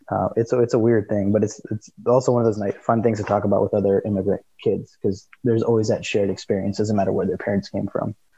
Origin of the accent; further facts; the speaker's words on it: Seattle, Washington, United States; we're from the from the Seattle area